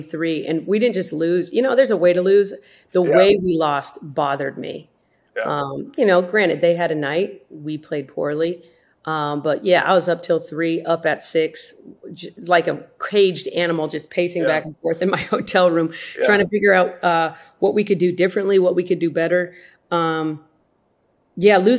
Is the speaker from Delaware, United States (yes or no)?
no; South Dakota, United States; I grew up in South Dakota.